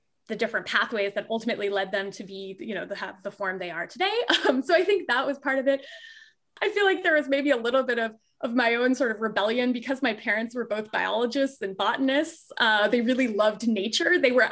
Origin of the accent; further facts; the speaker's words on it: Fort Lauderdale, Florida, United States; moved away; also born or lived in Michigan; I grew up in Fort Lauderdale, Florida